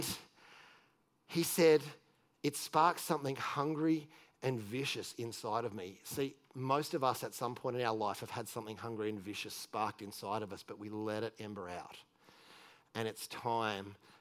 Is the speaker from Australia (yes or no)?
yes; Australia; moved away